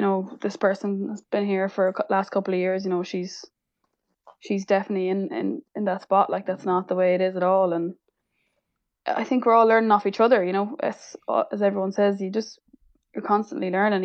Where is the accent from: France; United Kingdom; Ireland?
Ireland; Sligo, Connacht; also born or lived in Galway; I'm from Connacht, so Galwegians was the A I L team closest to me